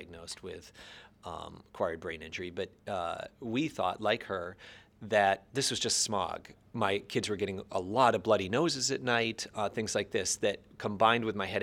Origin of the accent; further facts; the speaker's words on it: Barrington, New Hampshire, United States; moved away as an adult; also born or lived in Poland / China; I'm originally from New Hampshire, from Barrington, New Hampshire.